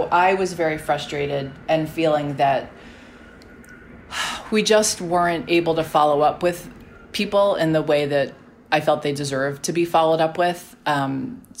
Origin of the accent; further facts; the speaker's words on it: New York City, New York, United States; I grew up on Staten Island